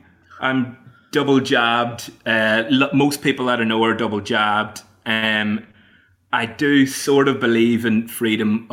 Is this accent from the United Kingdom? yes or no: no; Ireland; moved away; as an Irishman, I have to go home at Christmas